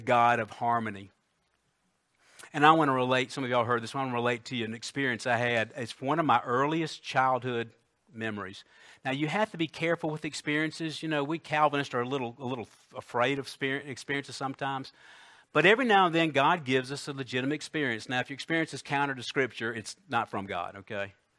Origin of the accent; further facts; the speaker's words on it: Columbia, United States; I think I was ten, uh, it was our old house on Kilburn Road in Columbia